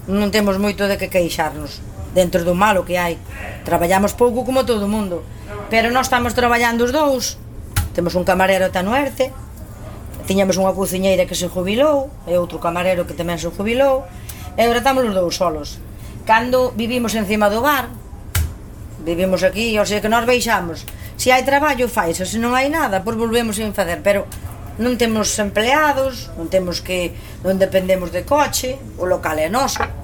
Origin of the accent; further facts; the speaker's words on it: Val do Dubre, Galicia, Spain; also born or lived in Santiago de Compostela; Pero criar eu son de Val do Dubre.